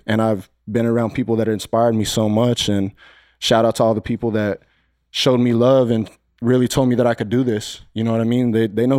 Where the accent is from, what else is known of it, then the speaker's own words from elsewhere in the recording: Silver City, New Mexico, United States; now in Phoenix, United States; From New Mexico, Silver City, New Mexico.